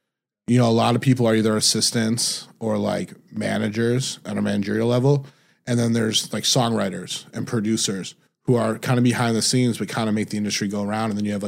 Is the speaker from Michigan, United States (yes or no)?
yes; Detroit, Michigan, United States; moved away as an adult; also born or lived in Indiana / California; I'm originally from Detroit, Michigan.